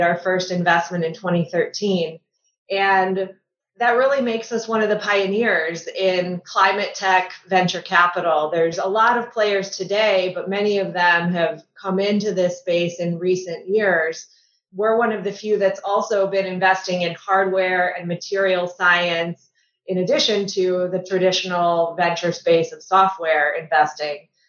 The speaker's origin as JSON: {"language": "English", "town": "Buffalo Grove", "region": "Illinois", "country": "United States", "tie": "born or raised there", "also_born_or_lived": "Chicago", "said": "I grew up in the suburbs of Chicago, a town called Buffalo Grove."}